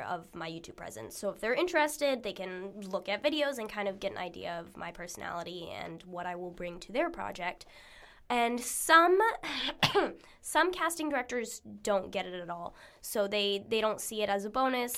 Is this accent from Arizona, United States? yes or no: yes; Arizona, United States; moved away; where I grew up in Arizona